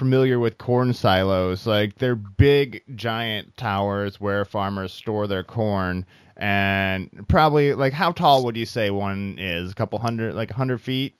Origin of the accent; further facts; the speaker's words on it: Iowa, United States; moved away as an adult; now in Los Angeles, United States; I'm from Iowa